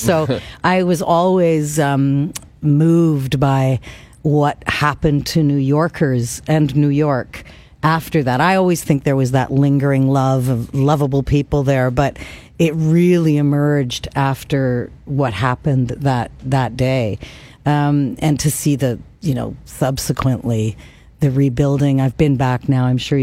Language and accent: English; Kitchener, Ontario, Canada; moved away; I was in my hometown